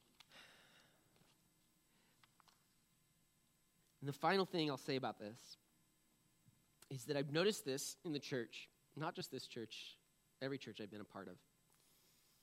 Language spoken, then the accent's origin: English; New England, United States; I'm from New England. I can't help it. We're just cynical people